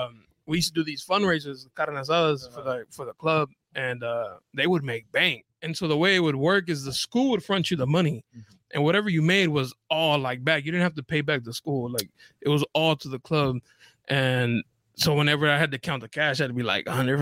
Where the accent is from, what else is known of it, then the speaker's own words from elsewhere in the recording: National City, California, United States; also born or lived in Chula Vista; I grew up in National City, lived in Chula Vista for a while now